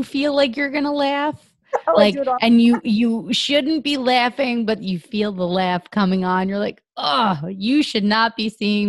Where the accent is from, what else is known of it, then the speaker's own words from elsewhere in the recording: Howell, New Jersey, United States; I grew up in Howell